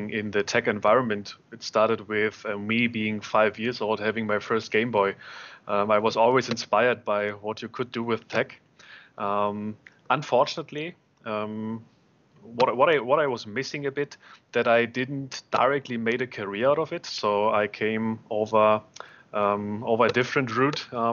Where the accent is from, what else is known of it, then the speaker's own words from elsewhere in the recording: Berlin, Germany; I am born and raised in Berlin